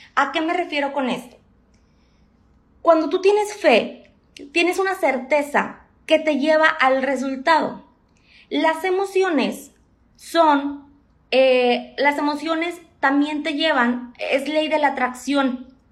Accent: Monterrey, Nuevo León, Mexico; tengo 28 años, soy de Monterrey

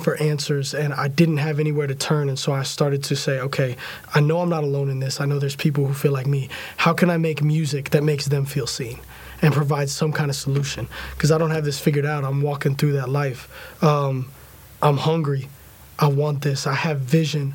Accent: Tampa, Florida, United States; moved away as an adult; now in Nashville, United States; I grew up in Tampa

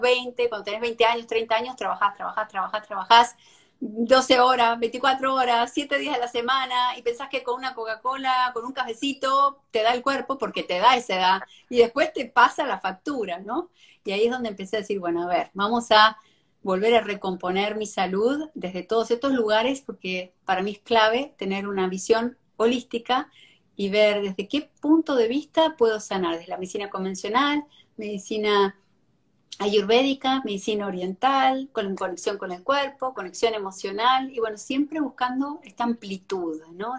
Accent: Argentina; moved away as an adult; now in Miami, United States; soy argentina, pero me mudé acá hace más de 17 años.

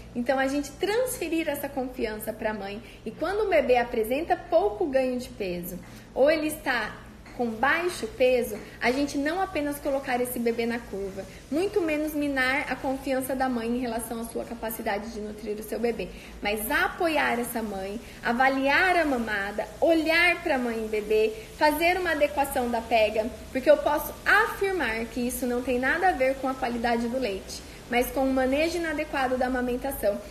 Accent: Cândido Mota, São Paulo, Brazil; minha amiga de infância lá da minha cidade, de Cândido Mota

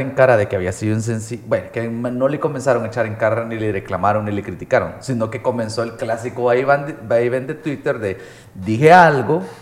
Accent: El Salvador; Estoy siendo salvadoreño

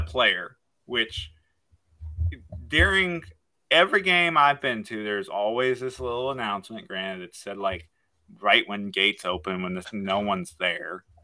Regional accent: Michigan, United States; I'm from Michigan

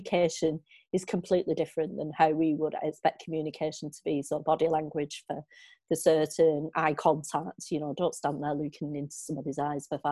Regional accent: Walkden, North West England, United Kingdom; now in Bolton, United Kingdom; I grew up in Walkden, living at my grandparents every weekend

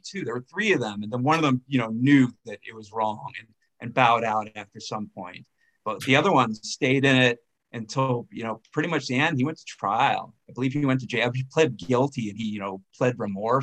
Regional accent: Tucson, Arizona, United States; moved away as an adult; also born or lived in Seattle; now in Denver, United States; I'm from Tucson, Arizona

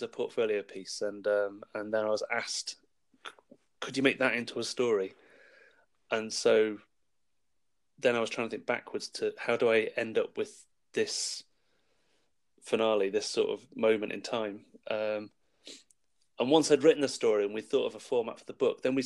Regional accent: Wales, United Kingdom; moved away; I grew up in Wales, and we were moving back to Wales

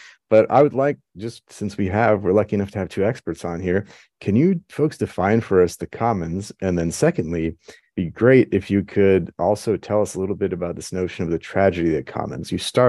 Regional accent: Afghanistan; moved away; I am from Afghanistan as well.

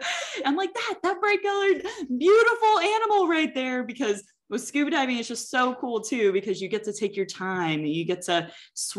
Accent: Texas, United States; I'm also a Texan

